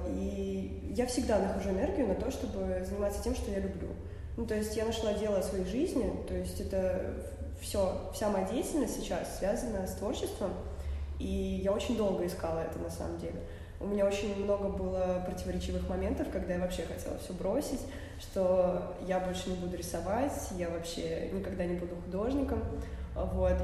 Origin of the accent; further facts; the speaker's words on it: Saint Petersburg, Russia; я из Питера вообще, я здесь родилась, всю жизнь живу